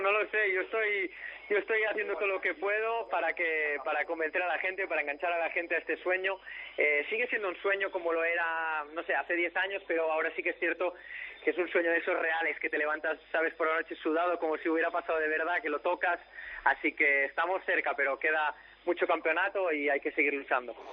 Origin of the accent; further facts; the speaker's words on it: near the Circuit de Catalunya, Catalonia, Spain; desde pequeño aquí mi colegio, mi casa estaba prácticamente tres kilómetros del circuito